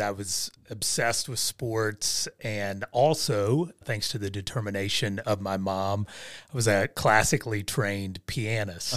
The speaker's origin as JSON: {"language": "English", "area": "Southern Ohio", "region": "West Virginia", "country": "United States", "tie": "born or raised there", "said": "I was born and raised in West Virginia, Southern Ohio"}